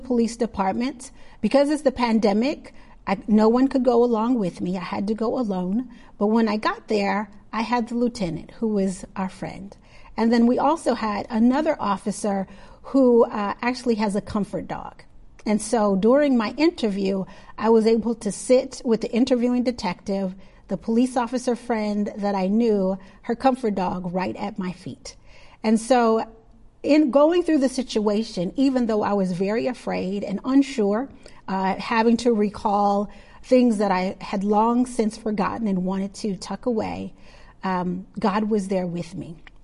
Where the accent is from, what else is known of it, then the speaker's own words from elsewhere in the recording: Milwaukee, Wisconsin, United States; I grew up in Milwaukee, Wisconsin